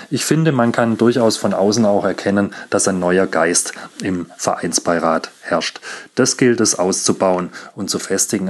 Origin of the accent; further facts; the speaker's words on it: Stuttgart, Baden-Württemberg, Germany; geboren und aufgewachsen in Stuttgart